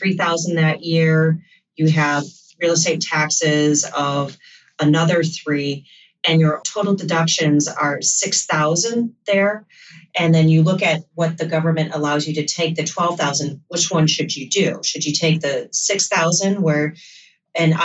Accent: Michigan, United States; now in New York City, United States; I'm from Michigan, where this doesn't hit as hard. Where I grew up, I think my parents' real estate taxes might have been, you know, $4,000 a year. We lived out in the country

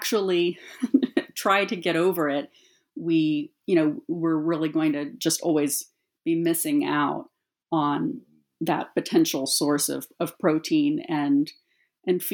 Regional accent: United States; growing up as an American woman

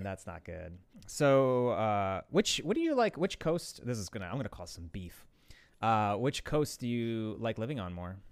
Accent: Chicago, Illinois, United States; now in Los Angeles, United States; I'm from Chicago

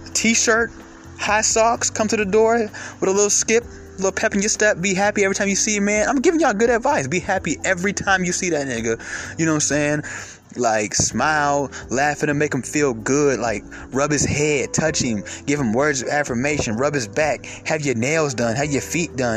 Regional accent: Atlanta, Georgia, United States; I'm from Atlanta

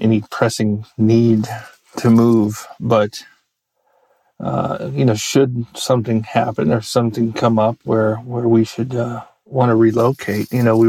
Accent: United States; also born or lived in Maryland / Virginia; I grew up in Maryland and Virginia

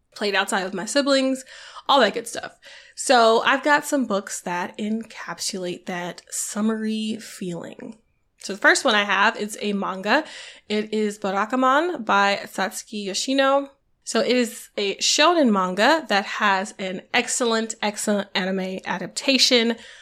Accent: the South, Southern United States, United States; So my country self was just, like, all the more endeared, I guess, to them, 'cause it felt familiar 'cause I'm from South

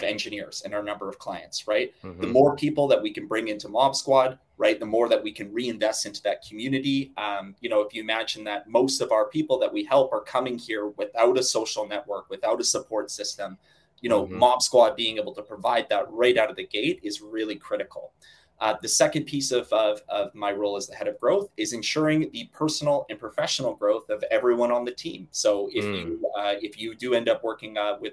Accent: Calgary, Alberta, Canada; moved away as an adult; also born or lived in Vancouver; now in Toronto, Canada; I am born and raised Canadian. I grew up in Calgary, moved to Vancouver for school, and then moved out to Toronto about 7 years ago, where I currently live here

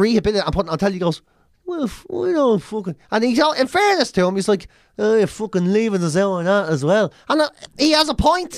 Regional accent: Ireland; moved away as an adult; also born or lived in London; I come from Ireland

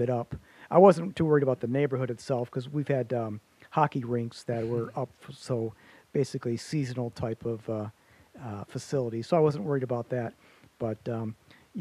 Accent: Warren, United States; growing up in Warren, I had the yard with the diamond on it

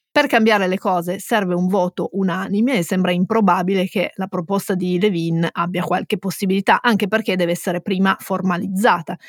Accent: Turin, Piedmont, Italy; noi siamo torinesi

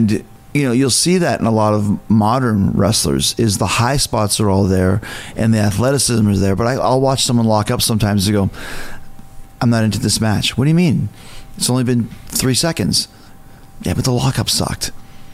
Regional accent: Canada; I'm from Canada

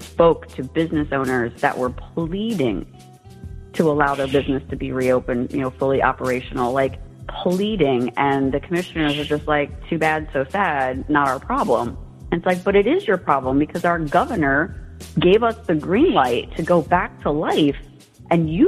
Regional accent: New Jersey, United States; moved away as an adult; now in Palm Harbor, United States; I moved here from New Jersey, and I grew up in a very urban area

